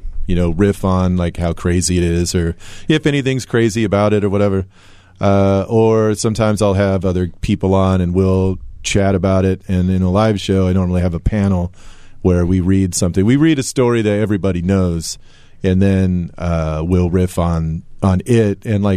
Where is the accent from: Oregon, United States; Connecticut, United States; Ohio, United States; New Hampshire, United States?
Oregon, United States; Tillamook; I grew up in Tillamook.